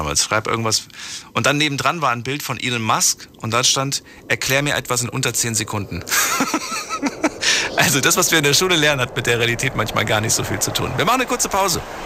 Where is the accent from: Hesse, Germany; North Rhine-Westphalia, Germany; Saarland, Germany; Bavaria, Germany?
Hesse, Germany; Frankfurt; Ich komme aus Frankfurt